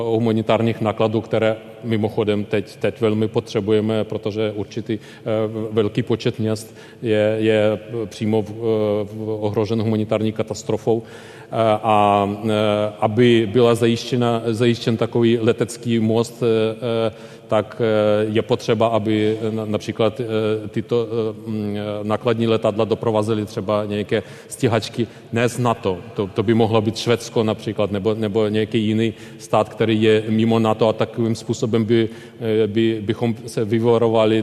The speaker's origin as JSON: {"language": "Czech", "country": "Ukraine", "moved": "as an adult", "lives_now": "Czech Republic", "said": "u nás v Ukrajině"}